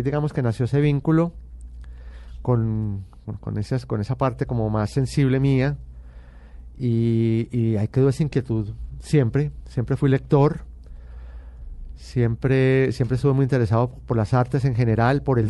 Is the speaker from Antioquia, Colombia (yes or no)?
yes; Medellín, Antioquia, Colombia; yo nací en Medellín y pertenezco a, una familia paisa muy tradicional